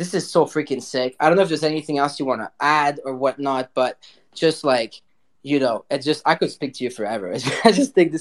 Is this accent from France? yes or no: yes; Paris, Île-de-France, France; now in Montreal, Canada; I'm a city boy. You know, I was born in Paris, live in Montreal